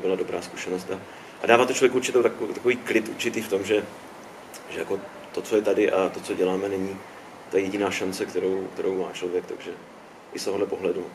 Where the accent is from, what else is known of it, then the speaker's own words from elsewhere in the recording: Olomouc, Olomouc Region, Czechia; Já jsem tady Hanák, prostě, že tělem a duší Olomoučák